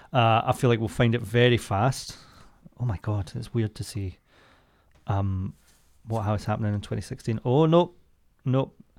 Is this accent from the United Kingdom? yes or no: yes; Scotland, United Kingdom; I'm from Scotland